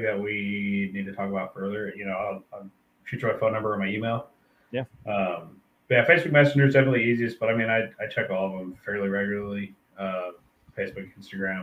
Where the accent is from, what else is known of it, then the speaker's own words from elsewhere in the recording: Colorado, United States; I'm from Colorado